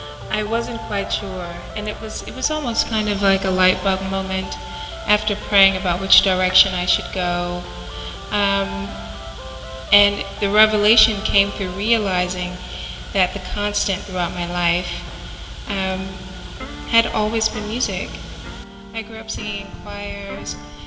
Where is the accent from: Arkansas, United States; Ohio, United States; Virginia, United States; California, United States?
Arkansas, United States; Little Rock; Well, I think I pretty much had a very normal childhood. I grew up in the church.